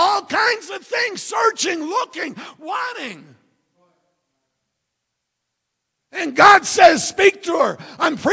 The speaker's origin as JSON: {"language": "English", "country": "United States", "also_born_or_lived": "Philippines"}